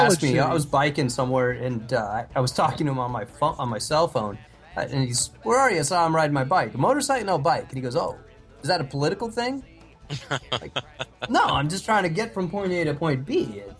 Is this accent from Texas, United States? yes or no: no; California, United States; I'm from California, so exits are on the right.